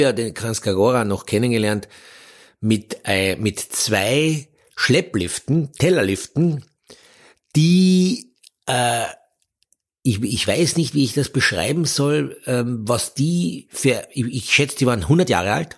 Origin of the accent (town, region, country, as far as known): Austria